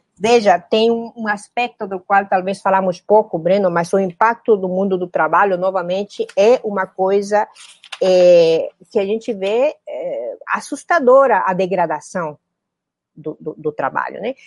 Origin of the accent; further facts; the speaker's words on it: Peru; Eu sou peruana